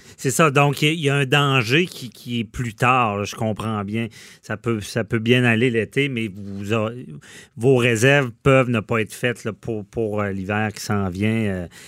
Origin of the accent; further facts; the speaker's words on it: Quebec City, Quebec, Canada; si j'étais pas de Québec